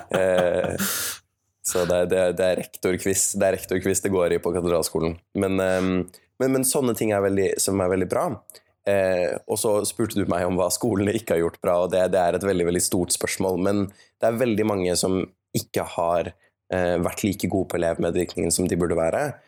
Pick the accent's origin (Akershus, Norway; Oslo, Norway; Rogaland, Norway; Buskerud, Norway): Oslo, Norway; Jeg kommer fra Oslo, og jeg gikk på Oslo katedralskole